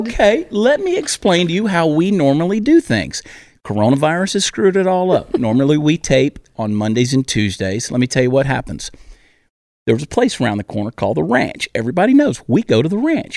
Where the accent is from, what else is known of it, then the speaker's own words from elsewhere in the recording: Georgia, United States; accent: southern; having grown up in Georgia